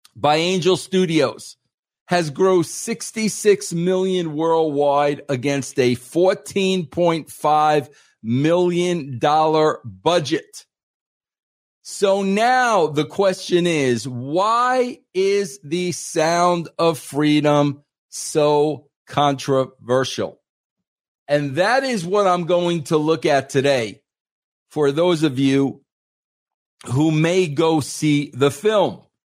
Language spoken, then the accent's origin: English; Long Island, New York, United States; also born or lived in Atlanta; now in Colorado, United States; on the East Coast when I grew up on Long Island.